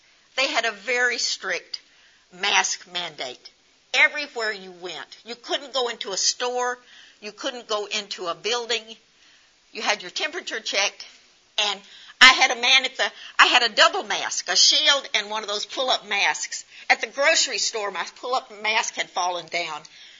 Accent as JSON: {"language": "English", "country": "United States", "said": "And so just because we're from the United States does not make us the same."}